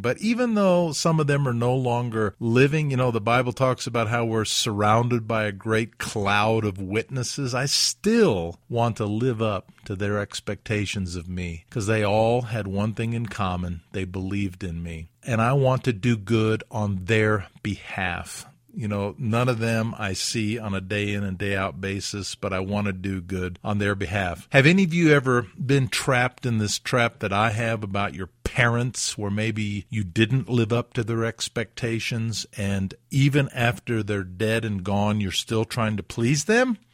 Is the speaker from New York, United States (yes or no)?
no; Alabama, United States; moved away as an adult; also born or lived in South Carolina; I was from Alabama